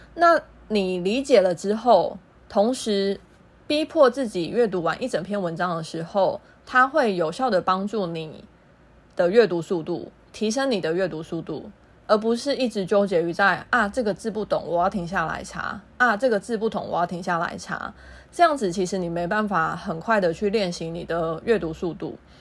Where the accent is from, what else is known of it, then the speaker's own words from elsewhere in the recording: Taiwan; also born or lived in Thailand; 一对台湾姐妹